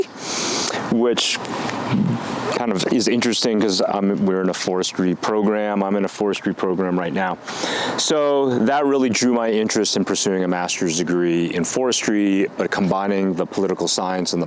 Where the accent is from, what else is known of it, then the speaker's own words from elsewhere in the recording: Washington, United States; now in Colorado, United States; I'm originally from Washington State, and I started here at Colorado State University back in January of 2000